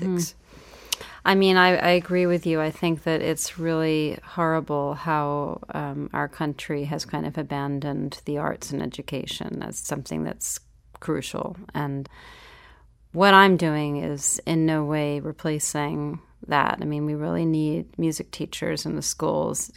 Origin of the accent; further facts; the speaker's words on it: New York, United States; I grew up in New York.